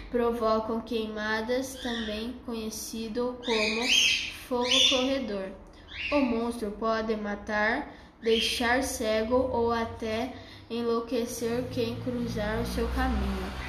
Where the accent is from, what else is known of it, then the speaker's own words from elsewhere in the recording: Indaiatuba, São Paulo, Brazil; tenho 11 anos, sou de Indaiatuba, estudo na Escola SESI no sexto ano A.